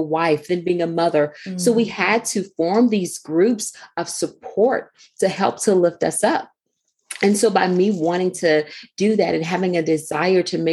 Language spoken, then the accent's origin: English; Houston, Texas, United States; now in Maryland, United States; I grew up actually in Houston, Texas. And so I've been in Maryland now for about 16 years or so